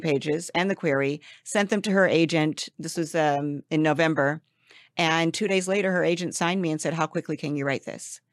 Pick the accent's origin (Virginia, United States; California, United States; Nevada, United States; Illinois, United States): California, United States; Los Angeles; I'm back here in L A, which is my hometown